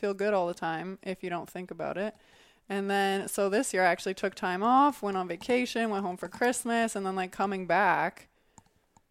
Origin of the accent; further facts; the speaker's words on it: Canada; now in United States; We're Canadian